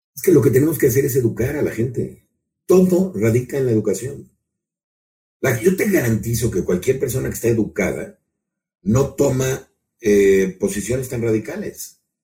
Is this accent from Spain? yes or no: no; Mexico; lo que nos pasa también como mexicanos